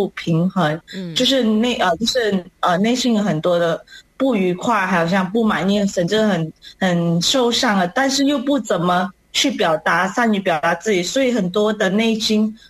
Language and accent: Chinese; Malaysia; 我是来自马来西亚的